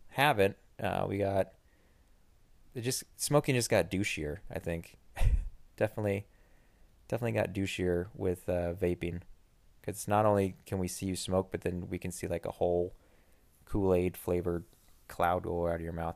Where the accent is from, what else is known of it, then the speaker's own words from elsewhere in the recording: United States; as an American